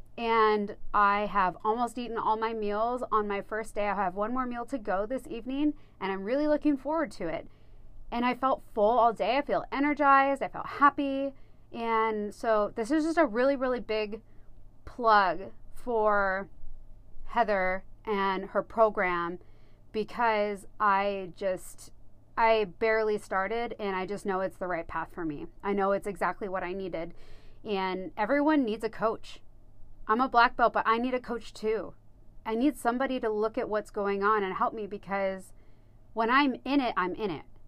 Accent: United States; I grew up here in Coos County, so, you know, out in the middle of nowhere, really

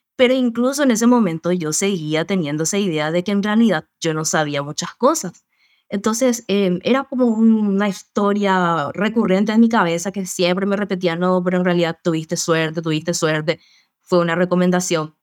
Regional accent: Paraguay; soy también acá de Paraguay

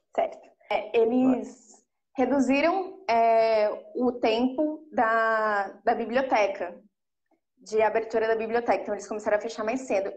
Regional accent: São Paulo, Brazil; eu sou da Brasilândia, do Jardim Elisa Maria

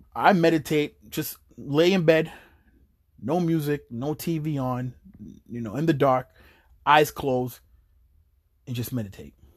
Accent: Chelsea, Massachusetts, United States; also born or lived in New York; when I was young and I moved out here to Chelsea from New York

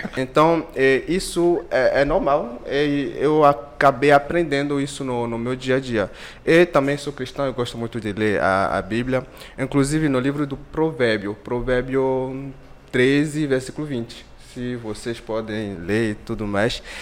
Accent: Benin; Portuguese is a second language; moved away as an adult; now in Brazil; sou do Benin, é um país da África Ocidental. Eu vim aqui em 2014 para poder fazer um intercâmbio. E, eu cheguei, não sabia falar nenhuma palavra em, em português.

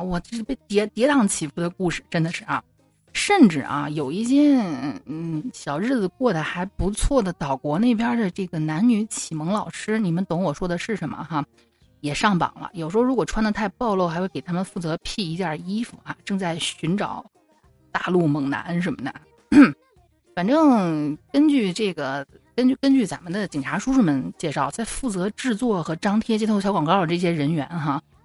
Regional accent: Shanxi, China; now in Xi'an, China; 我只能是先回我老家，就是山西这边儿来暂避一下，从山东跑到山西

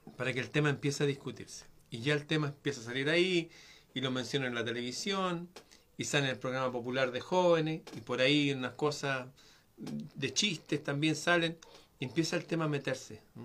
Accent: Chile; aquí en mi país

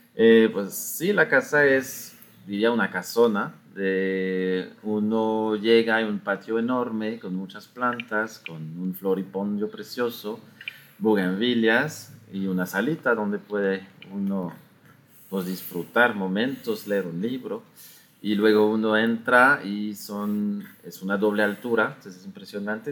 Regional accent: France; moved away as an adult; also born or lived in Belgium; now in Mexico City, Mexico; Yo soy de Francia. De Francia. Y llegué aquí en 2006

